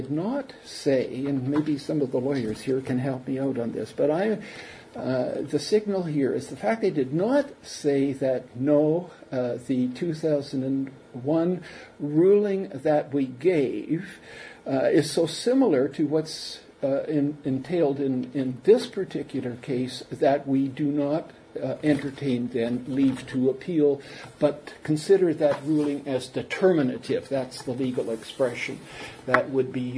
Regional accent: Manitoba, Canada; in the public schools when I was growing up in Manitoba

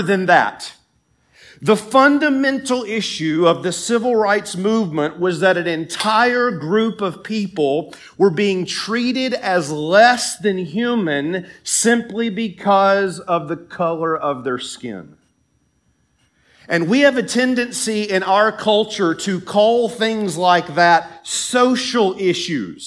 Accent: Tennessee, United States; moved away; my home state in Tennessee

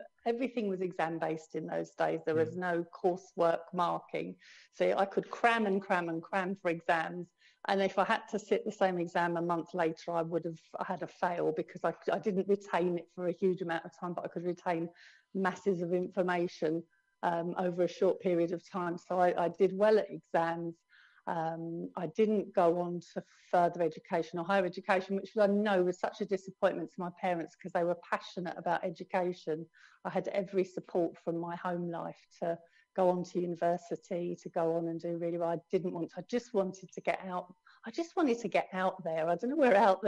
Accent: London, United Kingdom; also born or lived in Holloway / Crouch End / Muswell Hill / Southgate; I'm a true born and bred Londoner. I was actually born in Holloway

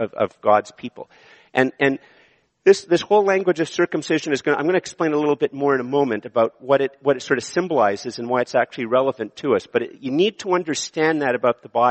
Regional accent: Ottawa, Ontario, Canada; also born or lived in Montreal; I was born in Montreal, and I've lived in Ottawa most of my life

